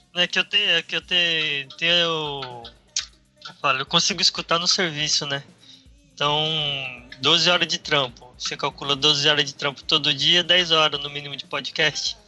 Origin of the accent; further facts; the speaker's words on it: Paraná, Brazil; eu também sou do Paraná